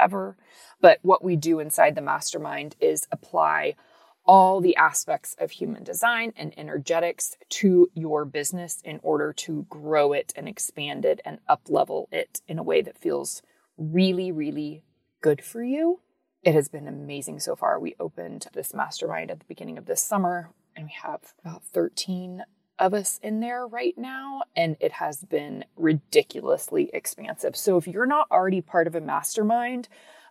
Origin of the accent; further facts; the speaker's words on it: Texas, United States; So I live in Texas. I'm from Texas